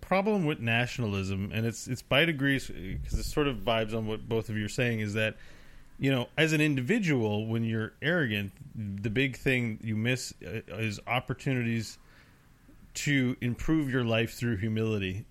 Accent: Canada; I enjoy being a Canadian

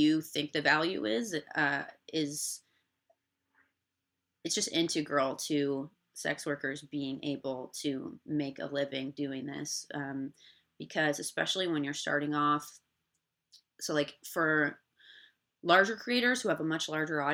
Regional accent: Indiana, United States; now in Los Angeles, United States; I'm from Indiana originally, but I moved to LA completely on my own

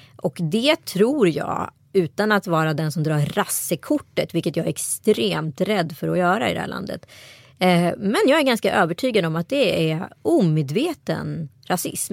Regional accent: Strömstad, Västra Götaland, Sweden; jag har vuxit upp i Strömstad kommun

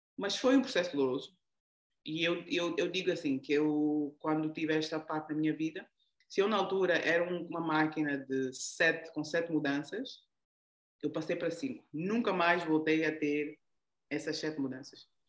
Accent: Angola; first language Portuguese; sou daqui da Angola

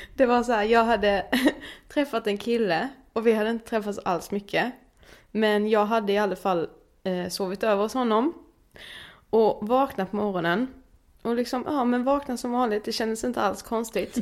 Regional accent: Karlshamn, Blekinge, Sweden; moved away; jag var hemma i Karlshamn väldigt länge

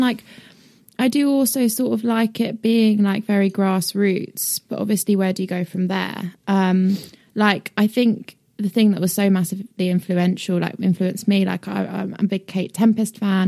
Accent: United Kingdom; also born or lived in northwest London / Brighton; I, did live in northwest London until I was nine, and then I moved to Brighton

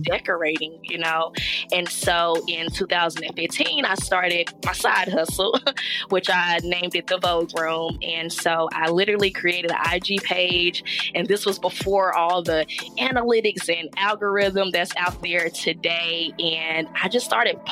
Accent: Charlotte, North Carolina, United States; I am from Charlotte, North Carolina, 704

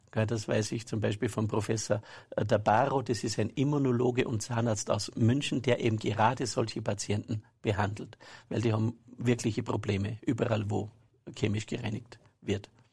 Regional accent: Saalbach-Hinterglemm, Salzburg, Austria; Ich bin aus Salbach-Hinterglemm. Ja und bin dort am Berg aufgewachsen

